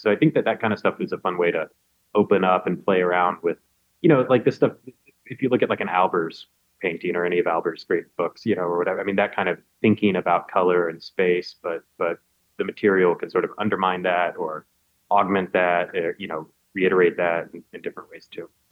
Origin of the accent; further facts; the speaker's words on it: Macon, Georgia, United States; moved away as an adult; my hometown. I mean, it's kind of it's Macon